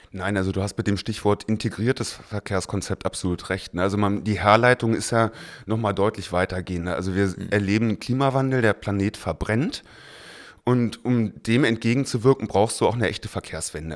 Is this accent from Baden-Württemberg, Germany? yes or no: no; Berlin, Germany; seitdem in Mariendorf, da aufgewachsen, das ist auch heute mein Wahlkreis